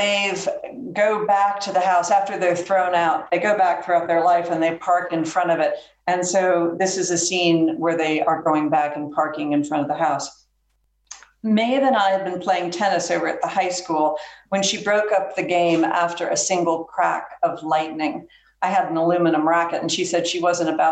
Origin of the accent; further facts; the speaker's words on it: the American South, United States; I say that as a Southerner